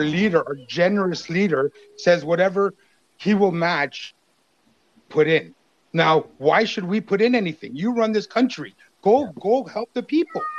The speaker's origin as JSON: {"language": "English", "country": "Canada", "said": "as a Canadian"}